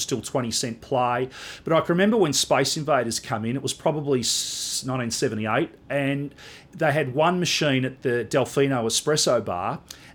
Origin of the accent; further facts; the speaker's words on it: Melbourne, Victoria, Australia; The suburb we grew up in Melbourne, Reservoir, which is a large northern suburb